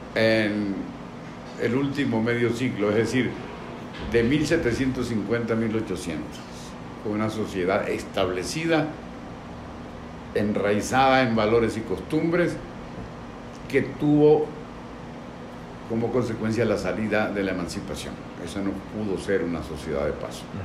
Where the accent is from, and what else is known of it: Venezuela